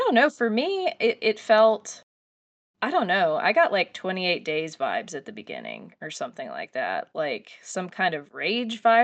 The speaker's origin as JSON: {"language": "English", "country": "United States", "said": "we are American viewers"}